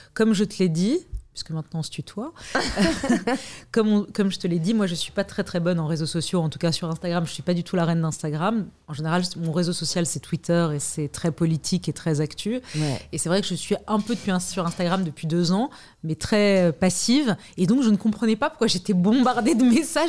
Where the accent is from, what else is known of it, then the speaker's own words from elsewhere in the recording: Lebanon; now in France; je suis née au Liban